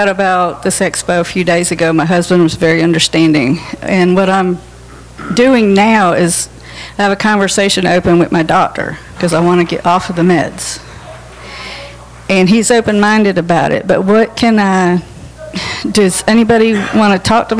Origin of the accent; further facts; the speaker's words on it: Georgia, United States; I'm from Georgia